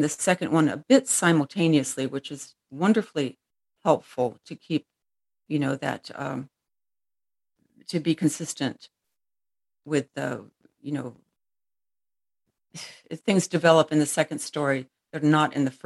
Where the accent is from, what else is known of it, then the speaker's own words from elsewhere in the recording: United States; I'm American